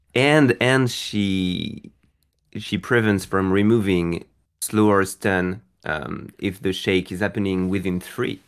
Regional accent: France; I'm from France

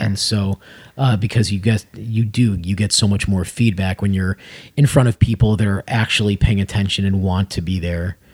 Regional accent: Las Vegas, Nevada, United States; moved away; also born or lived in Chicago; That's actually originally where I'm from before Chicago. I was born in Vegas

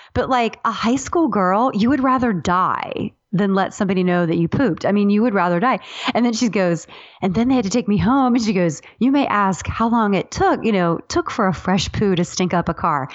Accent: Ohio, United States; I'm from Ohio

